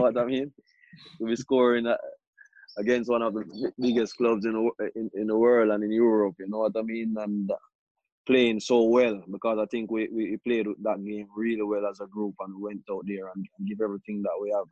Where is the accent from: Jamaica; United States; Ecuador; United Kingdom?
Jamaica; moved away; growing up in Jamaica, that's where I played most of my most of my life